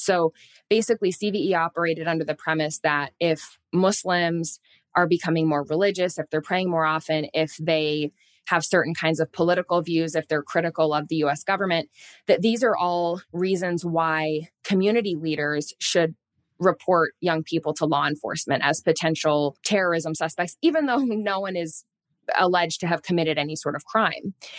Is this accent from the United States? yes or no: yes; Indianapolis, Indiana, United States; now in Washington, D.C., United States; I grew up in Catholic, a predominantly Catholic community in the Midwest. I'm originally from Indianapolis, Indiana, even though I live now outside of Washington, D C